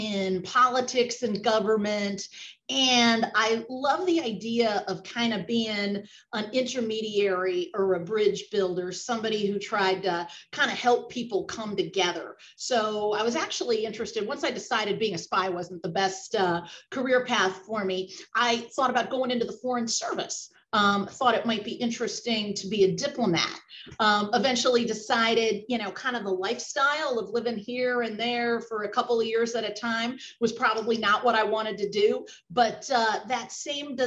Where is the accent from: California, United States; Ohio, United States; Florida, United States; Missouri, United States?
Missouri, United States; St. Louis; now in Washington, D.C., United States; I grew up in St. Louis